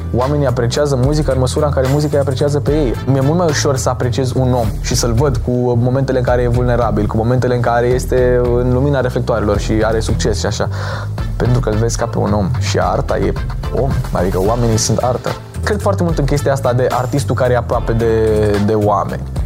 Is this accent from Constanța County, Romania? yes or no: no; Bucharest, Romania; am 18 uh, ani, sunt din București